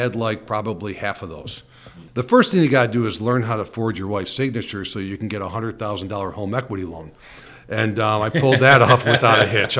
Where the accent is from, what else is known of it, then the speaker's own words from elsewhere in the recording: Kenmore, New York, United States; I grew up in Kenmore, New York, and went to St. Joe's High School, Go St. Joe's, then went to college at Bryan Stratton and then Duval University.